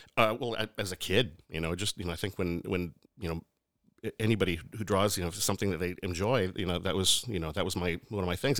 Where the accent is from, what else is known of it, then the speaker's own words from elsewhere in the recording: Lebanon, Oregon, United States; I grew up in Oregon. Yeah, small town called, uh, Lebanon